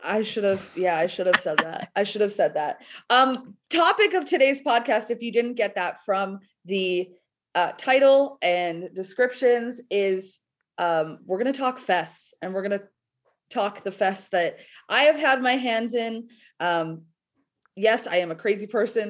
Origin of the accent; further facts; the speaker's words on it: Canada; being Canadian.